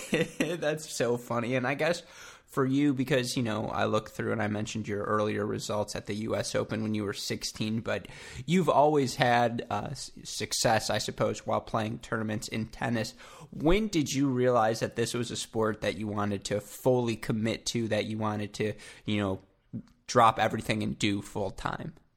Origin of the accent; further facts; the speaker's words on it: Southeast Michigan, United States; I'm from Southeast Michigan